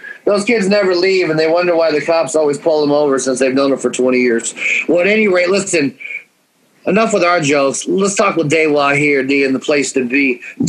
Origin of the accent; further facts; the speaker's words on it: Portland, United States; moved away; I am originally from Portland.